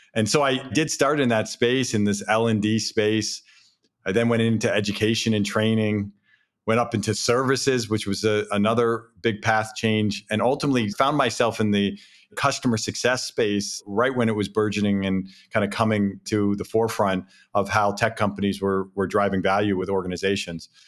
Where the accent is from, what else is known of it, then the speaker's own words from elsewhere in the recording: East Coast, New England, United States; also born or lived in Southern California; now in Boston, United States; I grew up here on the East Coast